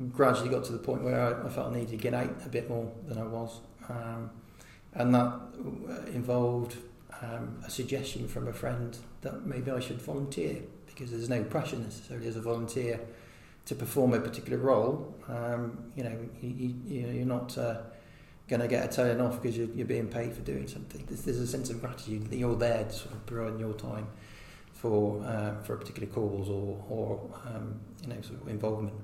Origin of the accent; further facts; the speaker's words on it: Hereford, West Midlands, United Kingdom; I was born in Hereford quite a long time ago in 76